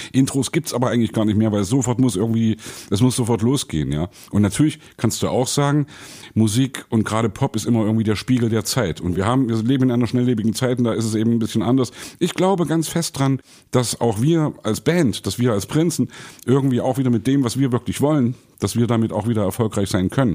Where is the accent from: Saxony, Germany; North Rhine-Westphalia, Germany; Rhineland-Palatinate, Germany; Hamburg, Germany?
Saxony, Germany; Leipzig; Bei uns in Leipzig